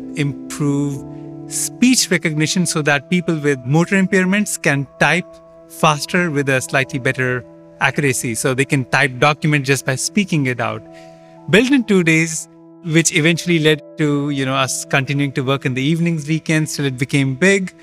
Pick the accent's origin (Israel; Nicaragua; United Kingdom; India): India; moved away; also born or lived in Canada / Pittsburgh, Pennsylvania, United States; I grew up in India